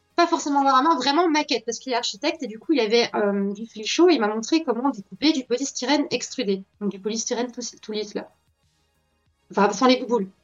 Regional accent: Belgium; je suis née en 1994, en Belgique

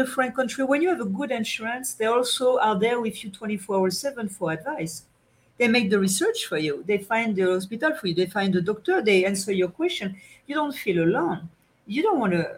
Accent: France; accent: French; English is a second language; my French accent

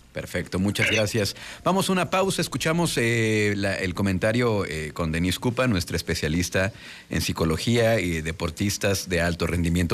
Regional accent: Mexico; como compatriota, como, como mexicano

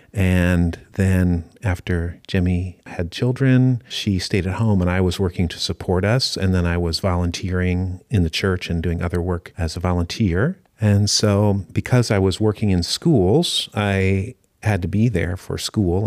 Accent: United States; moved away as an adult; also born or lived in Osaka, Japan; now in Japan; I grew up here at Calvary Church

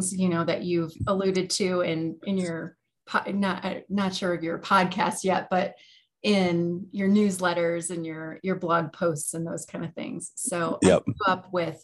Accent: Oak Forest, Illinois, United States; I grew up in Oak Forest, Illinois. I spent my entire childhood up till the point I went to college in the same house

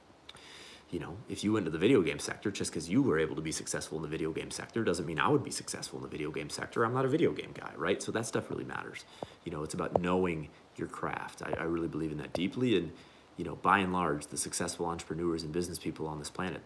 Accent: United States; also born or lived in Mexico; I'm actually a Mexican, but I grew up in America

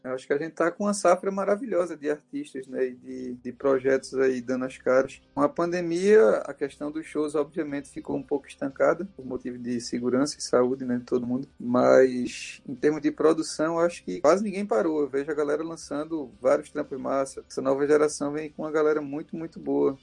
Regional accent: Recife, Pernambuco, Brazil; 2014 foi a primeira vez que a gente saiu de Recife, saiu do Nordeste

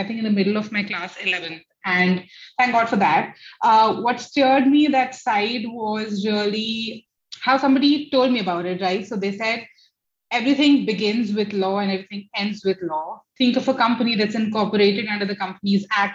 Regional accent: Jodhpur, Rajasthan, India; moved away as an adult; also born or lived in Delhi / Pune; now in Gurgaon, India; I am from Jodhpur, which is the blue city of India, but I have grown and been educated in schools between Delhi and Jodhpur both.

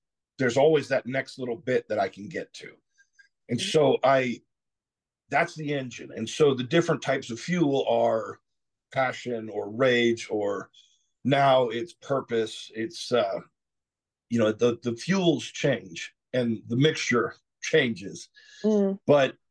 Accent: South Georgia, United States; also born or lived in Southern California; I moved from Southern California when I was 10 years old to South Georgia, which is a completely different world

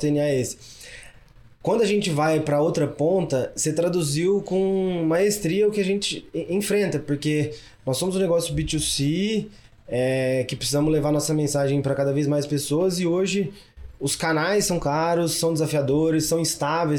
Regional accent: Cajuru, São Paulo, Brazil; accent: interior (caipira); also born or lived in Australia; now in Ribeirão Preto, Brazil; nascido no interior, sou de Cajuru, uma cidade lá é, no interior de São Paulo

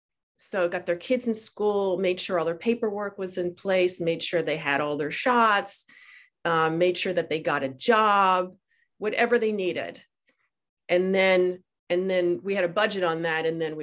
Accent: New Jersey, United States; I was born in New Jersey

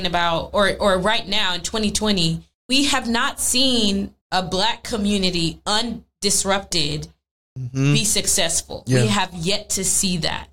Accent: Missouri City, Texas, United States; I grew up in Missouri City in Texas

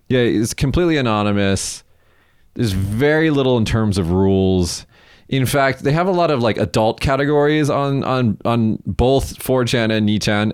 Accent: United States; now in Japan; as an American

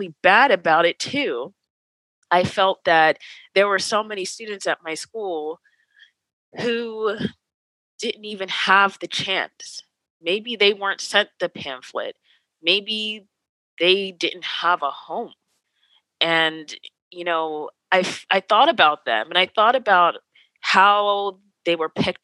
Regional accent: New Jersey, United States; moved away as an adult; now in Pasadena, United States; I'm from New Jersey. I moved out here with no family

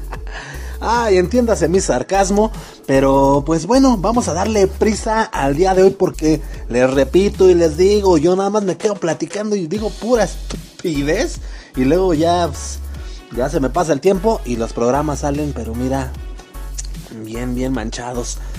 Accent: Mexico; todos somos mexicanos, carnal, aquí

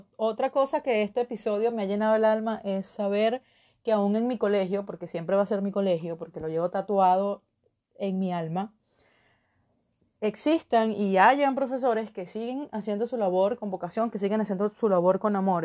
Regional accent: Venezuela; en mi país, en Venezuela

